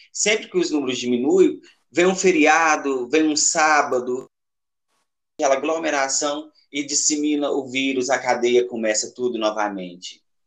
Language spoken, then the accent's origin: Portuguese; Capinópolis, Minas Gerais, Brazil; Cresci, nasci e cresci aqui em Capinópolis